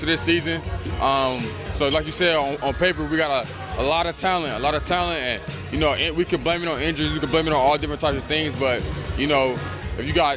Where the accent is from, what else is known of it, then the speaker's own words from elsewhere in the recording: North Carolina, United States; moved away as an adult; now in Chicago, United States; I'm from North Carolina